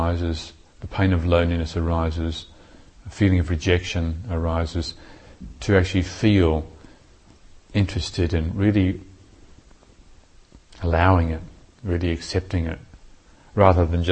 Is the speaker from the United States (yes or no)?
no; New Zealand; I was brought up in New Zealand